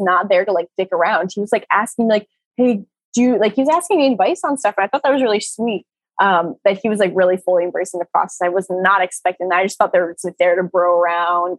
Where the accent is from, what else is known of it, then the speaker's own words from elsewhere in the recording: Rhode Island, United States; I'm from Rhode Island